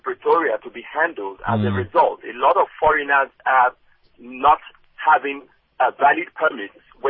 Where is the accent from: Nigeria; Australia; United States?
Nigeria; moved away as an adult; now in South Africa; I'm a Nigerian. I'm a Nigerian professional working here.